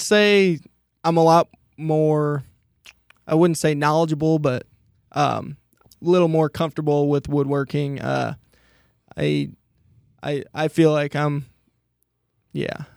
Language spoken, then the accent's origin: English; Monticello, Iowa, United States; originally, I'm from Monticello, Iowa, which is about an hour and a half east of here